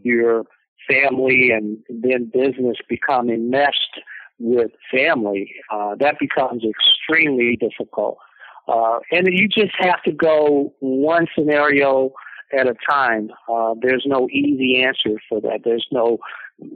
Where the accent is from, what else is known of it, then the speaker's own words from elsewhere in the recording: Gaston, Alabama, United States; I was born in 1952 in Gaston, Alabama